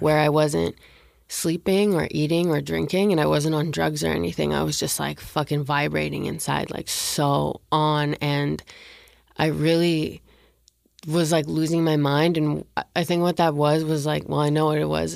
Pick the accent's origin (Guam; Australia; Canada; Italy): Canada; moved away as an adult; now in Los Angeles, United States; I'm from Canada and, like, I had just moved to L A.